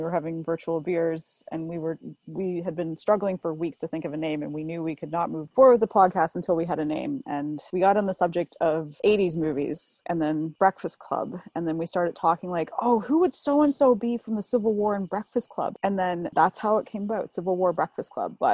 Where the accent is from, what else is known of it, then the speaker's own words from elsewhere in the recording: Canada; I'm Canadian